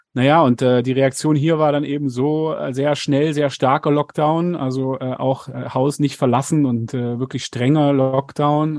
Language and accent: German; Germany; now in South Africa; bei uns in Deutschland